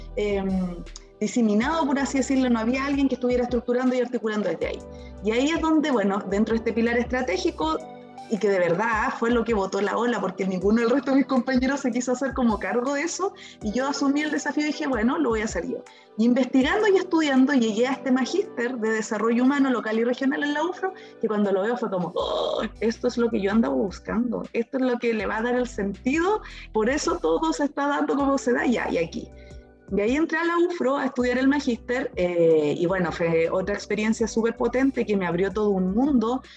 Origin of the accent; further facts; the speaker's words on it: Temuco, Araucanía, Chile; now in Concepción, Chile; mi papá en Temuco, porque yo soy originaria de Temuco, aun cuando ahora vivo en Concepción